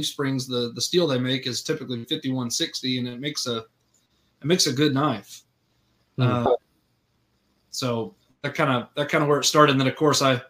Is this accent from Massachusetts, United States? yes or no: no; Orlando, Florida, United States; moved away as an adult; now in Searcy, United States; I grew up in Orlando, Florida